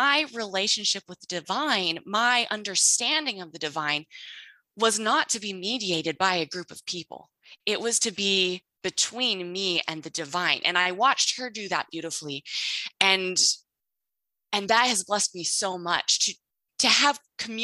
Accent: Utah, United States; moved away as an adult; now in Texas, United States; I'm originally from Utah.

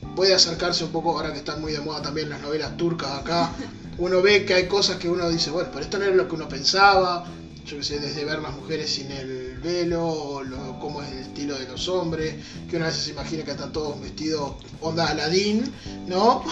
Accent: Uruguay; como uruguayos

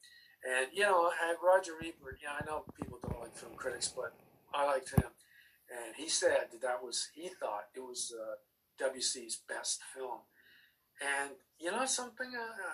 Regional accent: United Kingdom; born there; And that's because I was born in Britain, and it's the home of Jeff Chaucer.

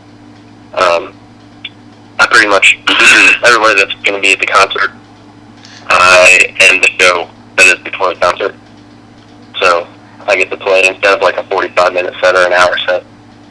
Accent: Pasadena, Maryland, United States; I'm actually from Pasadena, Maryland

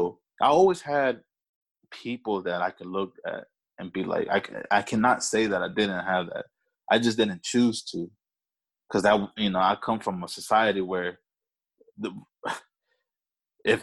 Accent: Alexandria, Virginia, United States; accent: A-City talk; now in Woodbridge, United States; I was talking that A-City talk over there

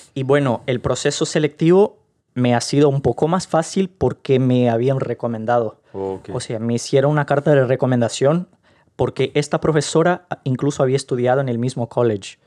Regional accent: Rio de Janeiro, Brazil; Spanish is a second language; moved away as an adult; now in Ireland; soy del Río de Janeiro.

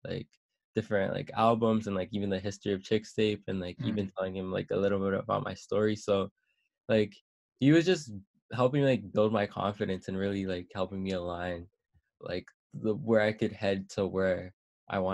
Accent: Toronto, Ontario, Canada; I'm from Scarborough

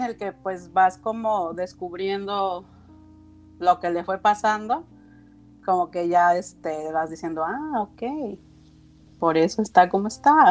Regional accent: Mexico; now in Los Cabos, Mexico; yo soy de México este, y radico en Baja California Sur, en Los Cabos, Baja California

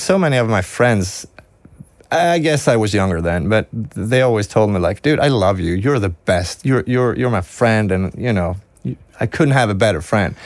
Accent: Sweden; English is a second language

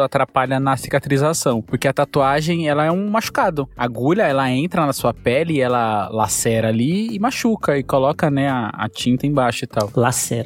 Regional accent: Bahia, Brazil; now in São Paulo, Brazil; eu sou da Bahia

